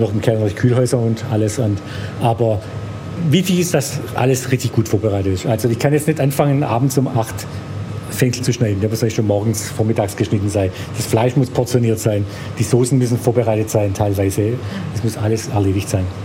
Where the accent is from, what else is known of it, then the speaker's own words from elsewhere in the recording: Stuttgart, Baden-Württemberg, Germany; also born or lived in Korb; ich bin eigentlich eher Schwabe wie Grieche. Also ich bin ja in Stuttgart geboren